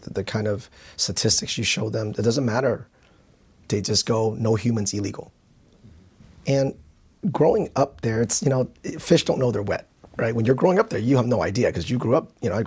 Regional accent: California, United States; moved away as an adult; now in Indiana, United States; I was born and raised in California

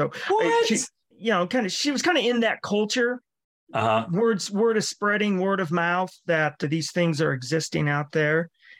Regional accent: Jackson, Wyoming, United States; I was born in Jackson. I was born in St. John's Hospital. Grew up on Flat Creek Drive, basically where, Staples and Obeck Sports are located now.

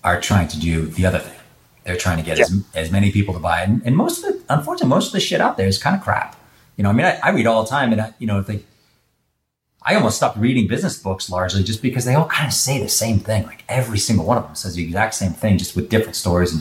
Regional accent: Boston, Massachusetts, United States; moved away; I'm from Boston

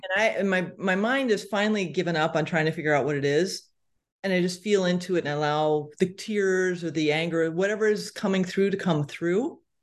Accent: Connecticut, United States; moved away; I'm from Connecticut originally, so, y, you know, East Coast

